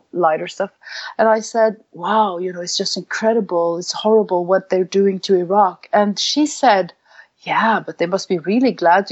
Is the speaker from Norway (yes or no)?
yes; Norway; Norway, my home country